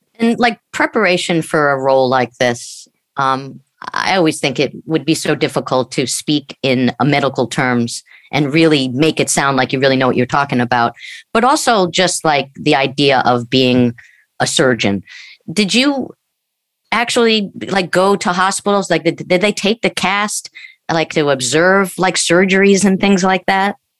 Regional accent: Long Island, New York, United States; I grew up in Long Island, New York

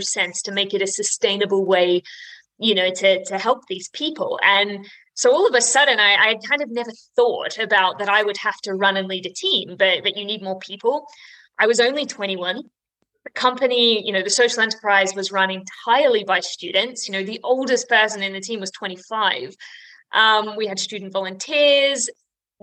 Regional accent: Australia; now in United Kingdom; I'm an Aussie, which is an important distinction to make when you live here in the UK

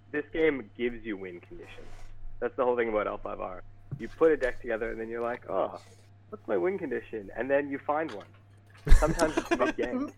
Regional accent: Vancouver, British Columbia, Canada; I'm from Vancouver, British Columbia.

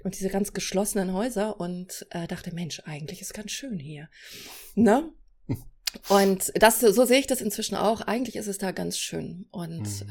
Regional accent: Celle, Lower Saxony, Germany; moved away as an adult; now in Berlin, Germany; ich komme aus Celle. Ja. Bin da aufgewachsen und zur Schule gegangen

